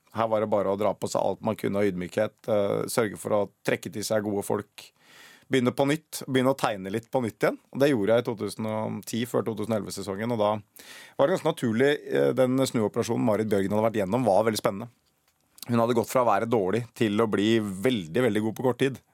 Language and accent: Norwegian; Oslo, Norway; Jeg er fra Røa. Og det veit jeg ikke helt Altså Oslo vest